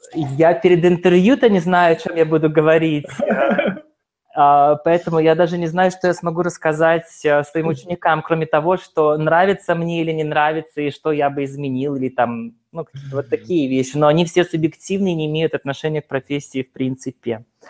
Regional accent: Yekaterinburg, Sverdlovsk Oblast, Russia; я из Екатеринбурга

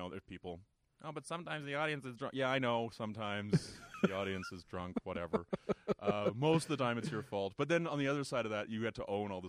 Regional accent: Calgary, Alberta, Canada; Born and raised in Calgary.

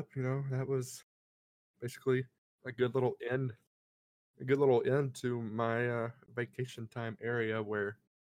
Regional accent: Alabama, United States; moved away as an adult; now in Charlotte, United States; whenever I moved away up here to Charlotte from my hometown back in Alabama.

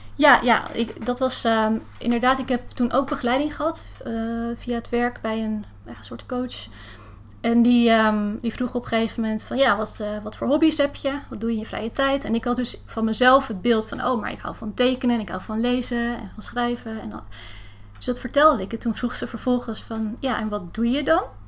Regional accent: Heemstede, North Holland, Netherlands; now in Haarlem, Netherlands; Ik woon in Haarlem en ik ben eh, opgegroeid in Heemstede

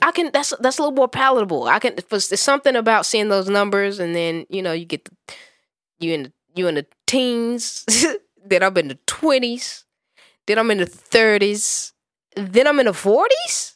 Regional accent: Gary, Indiana, United States; I was born and raised in Gary, Indiana, nigga, that's basketball country

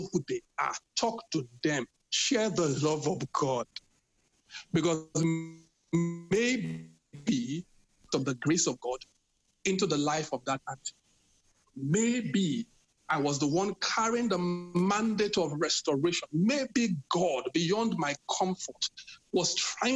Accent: Benin City, Edo, Nigeria; moved away; I'm from Benin. I'm really from Benin

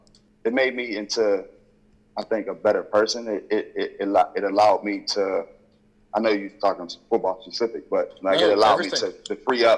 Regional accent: Wheeling, West Virginia, United States; I'm from Willing

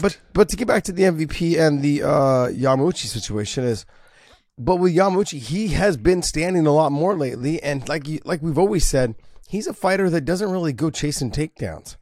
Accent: San Jose, California, United States; San Jose, which is my hometown.

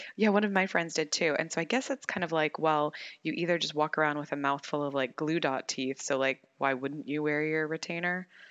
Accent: United States; being American

